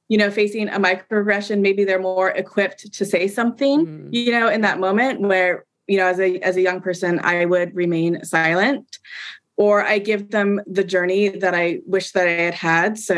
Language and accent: English; Pacific Northwest, United States; growing up in the Pacific Northwest in a, in a majority white community.